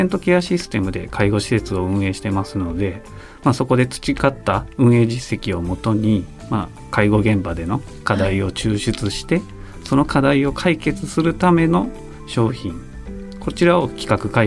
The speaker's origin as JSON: {"language": "Japanese", "region": "Tokushima", "country": "Japan", "tie": "born or raised there", "moved": "as an adult", "lives_now": "Kyoto, Japan", "said": "出身はですね徳島県になりましてそうなんですね高校卒業まで18年間徳島で育ちました"}